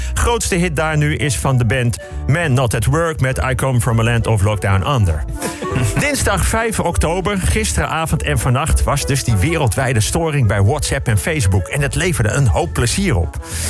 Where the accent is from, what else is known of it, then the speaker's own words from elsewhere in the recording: Bussum, North Holland, Netherlands; ik kom uit de sloppenwijken van Bussum